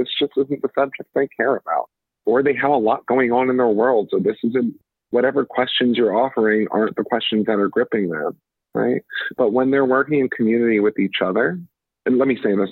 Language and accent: English; Atlantic City, New Jersey, United States; I'm from South Jersey, from Atlantic City, although I'm a first generation Trinidadian immigrant